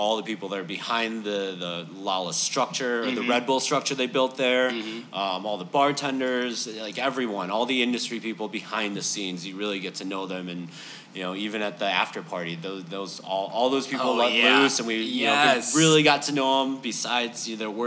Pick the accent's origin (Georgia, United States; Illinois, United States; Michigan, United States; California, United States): Illinois, United States; Skokie; also born or lived in Chicago / Champaign; I'm from the suburbs, Skokie. So I was born in Chicago, grew up in Skokie, and then went to school in Champaign, U of I.